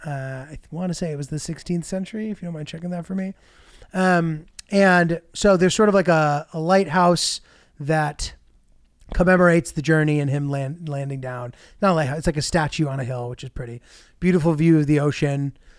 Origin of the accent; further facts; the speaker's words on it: United States; I'm American